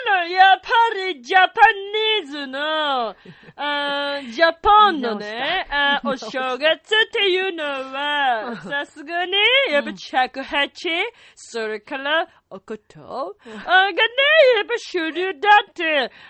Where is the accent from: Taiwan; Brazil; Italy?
Italy; Japanese is a second language; あ、そうだよ。生まれも育ちも。